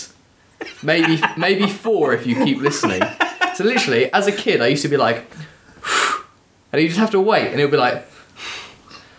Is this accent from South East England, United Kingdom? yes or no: yes; Kent, South East England, United Kingdom; I'm from Kent.